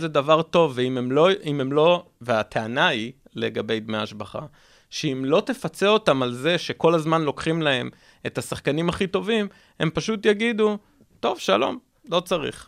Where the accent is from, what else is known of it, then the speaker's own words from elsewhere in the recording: Israel; אני מדבר רגע כישראלי